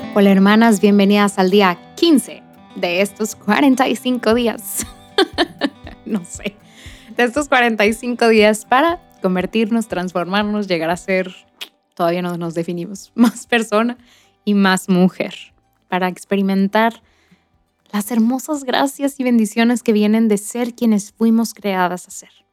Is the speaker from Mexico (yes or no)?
yes; Monterrey, Nuevo León, Mexico; soy de Monterrey, Nuevo León, México